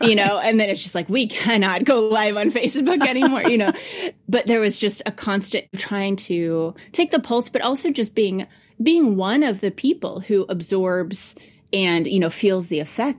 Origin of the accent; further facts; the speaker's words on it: Farmington, Missouri, United States; Farmington, Missouri, which is actually my hometown